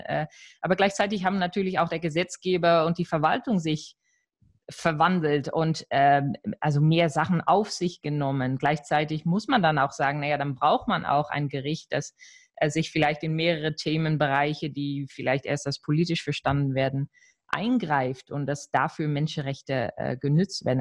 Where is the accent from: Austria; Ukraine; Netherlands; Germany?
Netherlands; als Niederländerin